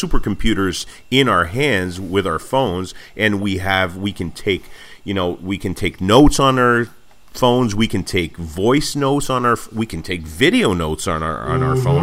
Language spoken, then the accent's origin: English; Montreal, Quebec, Canada; the prior Summer Olympics in 1976 were in Montreal, my hometown